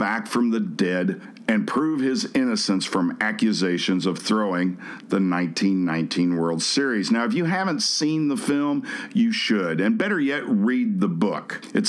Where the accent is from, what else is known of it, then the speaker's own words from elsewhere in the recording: Missouri, United States; my home state of Missouri